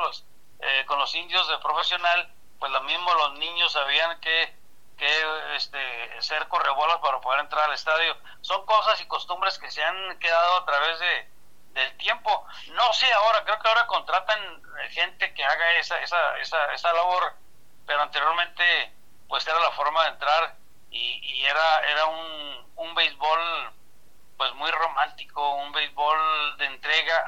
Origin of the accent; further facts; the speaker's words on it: San Francisco del Oro, Chihuahua, Mexico; now in Ciudad Juárez, Mexico; yo soy originario de San Francisco de Oro, Chihuahua